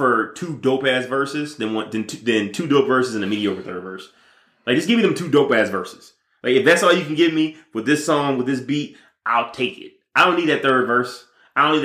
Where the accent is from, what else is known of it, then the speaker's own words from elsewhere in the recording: Detroit, Michigan, United States; I'm also from Detroit